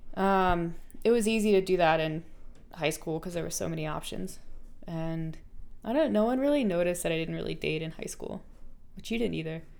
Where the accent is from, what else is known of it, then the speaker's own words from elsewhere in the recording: North Carolina, United States; I grew up in North Carolina.